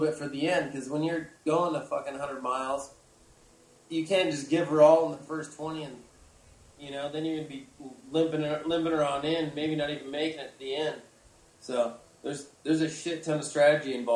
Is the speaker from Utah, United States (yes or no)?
yes; Salina, Utah, United States; That's my hometown right there. So, that's Selena, Utah.